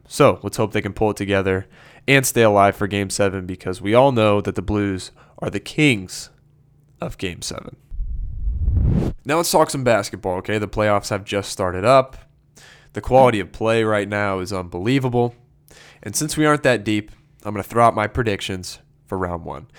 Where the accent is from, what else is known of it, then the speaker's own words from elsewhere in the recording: St. Louis, Missouri, United States; I am from Saint Louis